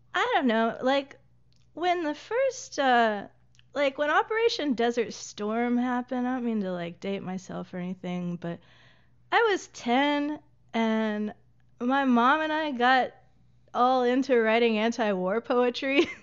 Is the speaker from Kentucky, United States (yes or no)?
no; Lawrenceburg, Tennessee, United States; moved away as an adult; also born or lived in Pulaski, Tennessee / Asheville, North Carolina / Chattanooga, Tennessee / Hampton, Virginia; went to high school in a town called Pulaski, Tennessee, not to be confused with Pulaski, Virginia. Uh, and then I grew up in Lawrenceburg, Tennessee.